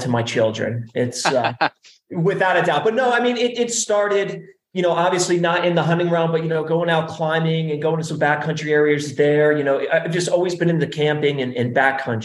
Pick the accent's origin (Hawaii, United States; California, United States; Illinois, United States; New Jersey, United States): New Jersey, United States; moved away as an adult; also born or lived in Arizona; now in Colorado, United States; I grew up back East